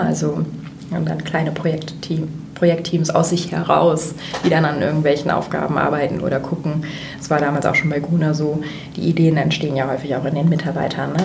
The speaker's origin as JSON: {"language": "German", "town": "Jever", "region": "Lower Saxony", "country": "Germany", "tie": "born or raised there", "also_born_or_lived": "Kiel / Barcelona", "moved": "as an adult", "lives_now": "Hamburg, Germany", "said": "geboren in Kiel an der Ostsee, ähm, aufgewachsen in Friesland bei Jever da wo das Bier herkommt."}